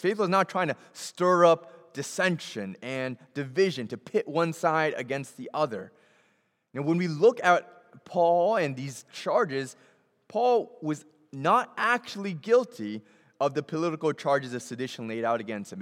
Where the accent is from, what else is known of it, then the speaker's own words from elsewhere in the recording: Boston, Massachusetts, United States; I grew up in Boston